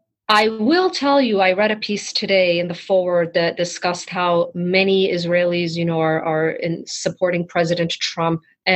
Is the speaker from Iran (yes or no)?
yes; Tehran, Tehran Province, Iran; now in United States; as someone who escaped Iran after the revolution, that was decades ago, but sometimes I still cannot believe that I was born and raised in Tehran